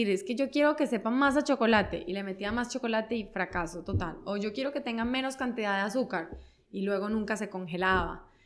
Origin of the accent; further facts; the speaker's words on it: Monterrey, Nuevo León, Mexico; now in Mexico City, Mexico; como que siempre había vivido, o sea, todos los años, todo el tiempo habíamos vivido en Monterrey, pero como que conocer la experiencia de vivir en Ciudad de México creo que vale muchísimo la pena.